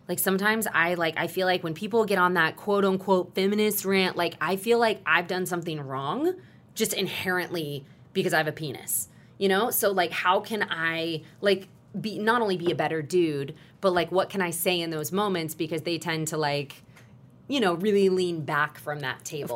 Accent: Texas, United States; I grew up in Texas where football is a religion

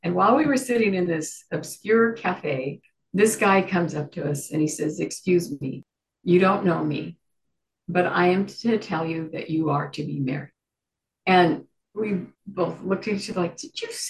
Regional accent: Window Rock, Arizona, United States; moved away; also born or lived in Gallup, New Mexico; I, as a young girl, lived on the Navajo Indian Reservation in Arizona. I was born in Gallup, New Mexico, which is the tribal headquarters for the Navajo tribe and many other Indian tribes. My dad worked for the Navajo tribe.

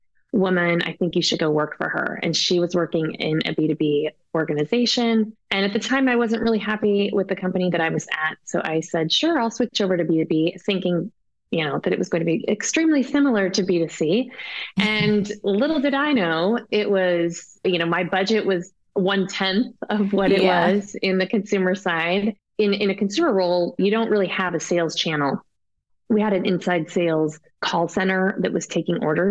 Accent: Colorado, United States; I was from Colorado

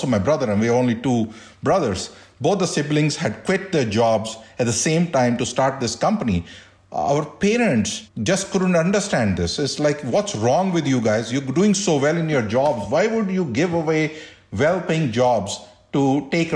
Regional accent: India; moved away as an adult; also born or lived in Delhi; now in United States; growing up in India

